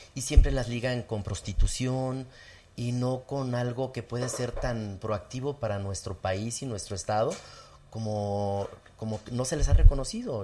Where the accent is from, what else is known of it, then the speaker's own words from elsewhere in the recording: Zacatecas, Mexico; also born or lived in Mexico City; en mi pueblo había un solo teléfono público